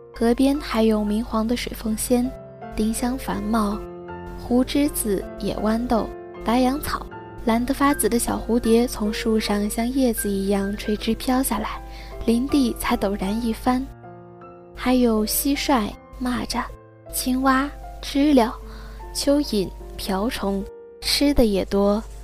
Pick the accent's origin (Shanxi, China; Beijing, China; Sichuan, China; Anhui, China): Shanxi, China; 我出生在一九七六年的山西